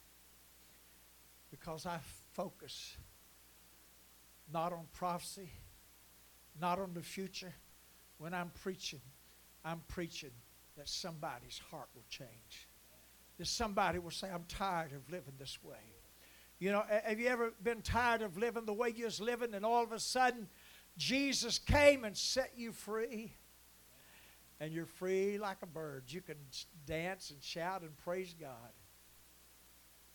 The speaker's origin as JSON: {"language": "English", "town": "Huntington", "region": "West Virginia", "country": "United States", "tie": "born or raised there", "said": "I was raised in Huntington"}